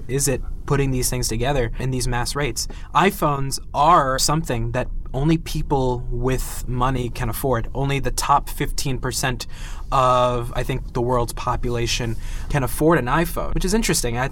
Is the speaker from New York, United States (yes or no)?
yes; New York, United States; I'm from New York